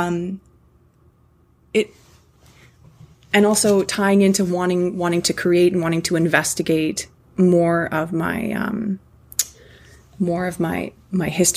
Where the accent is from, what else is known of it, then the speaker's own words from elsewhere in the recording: Canada; I'm not just like a white Canadian